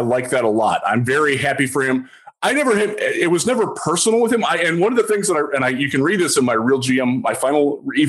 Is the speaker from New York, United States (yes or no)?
no; Cleveland, Ohio, United States; moved away; I'm from Cleveland. I don't live there anymore. I haven't lived there since 1999.